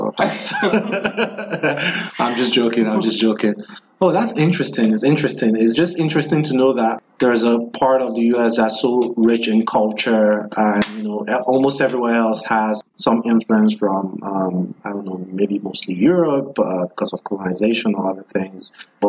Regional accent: Nigeria; now in United States; I'm from Nigeria

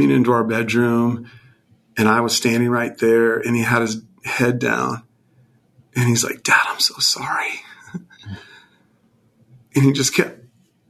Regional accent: California, United States; moved away as an adult; I grew up mostly in California until I was about 18.

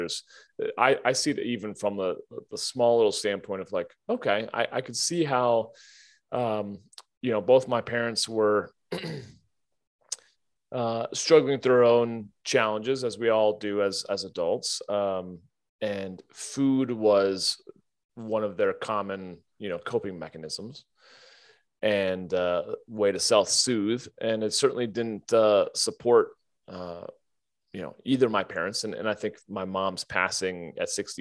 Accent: United States; growing up in America and being white and Christian and educated

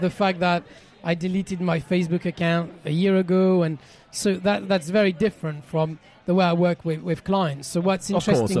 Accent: France; accent: French; English is a second language; moved away; my French accent

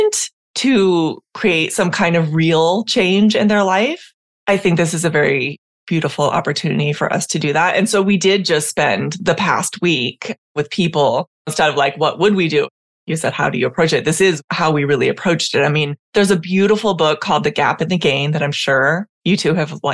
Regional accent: San Diego, California, United States; also born or lived in Puerto Rico; I am from San Diego historically, where I spent my academic career, and now I'm spending much of my time in Puerto Rico

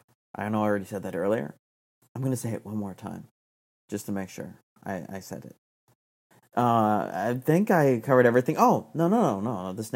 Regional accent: Arizona, United States; We're both from Arizona.

